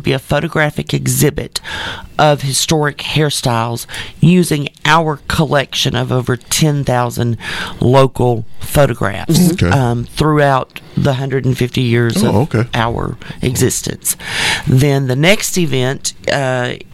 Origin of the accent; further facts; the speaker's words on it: Texarkana, United States; I love my hometown, but I sometimes refer to Texarkana as the city that can't get out of its own way